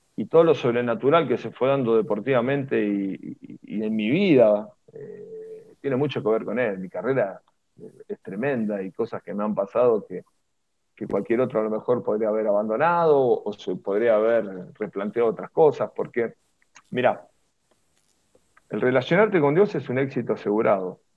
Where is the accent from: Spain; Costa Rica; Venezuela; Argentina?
Argentina; Avellaneda, Buenos Aires Province; me crié en Avellaneda